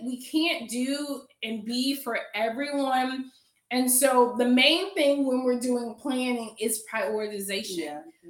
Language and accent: English; Atlanta, Georgia, United States; now in Durham, United States; I live in Durham now, but I'm from Atlanta.